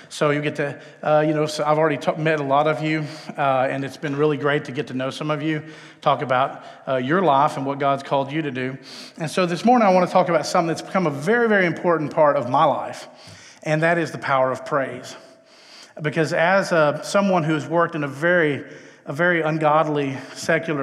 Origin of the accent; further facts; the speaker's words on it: Texas, United States; moved away as an adult; also born or lived in Los Angeles; But I hail from Texas, where I was born and raised.